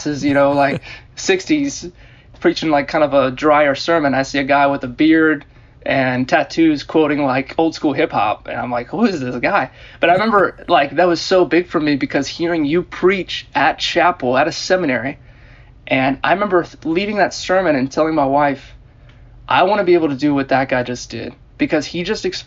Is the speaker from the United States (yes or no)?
yes; Germantown, Maryland, United States; also born or lived in Baltimore, Maryland; I grew up in Germantown, Maryland, in Montgomery County, outside D.C.